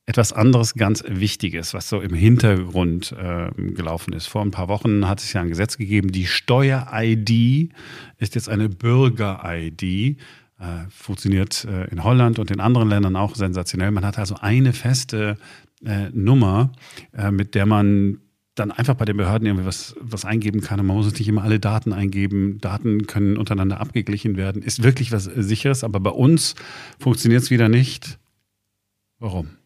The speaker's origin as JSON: {"language": "German", "country": "Germany", "said": "Wir sind ja Deutsche, wir schauen, wir schauen gut gelaunt und voller Zuversicht in die Zukunft."}